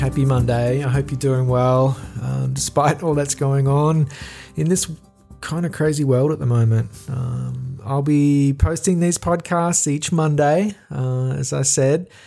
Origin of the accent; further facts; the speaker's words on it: Australia; accent: Australian; my Australian accent